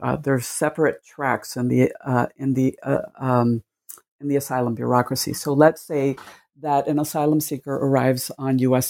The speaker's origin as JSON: {"language": "English", "country": "Cuba", "tie": "born or raised there", "moved": "yes", "lives_now": "United States", "said": "I was born in Cuba, and my family immigrated to the United States in the 1960s."}